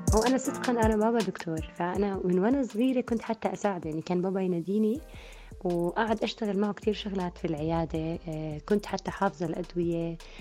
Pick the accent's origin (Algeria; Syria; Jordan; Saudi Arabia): Jordan; also born or lived in Switzerland / Austria; رجعت على الأردن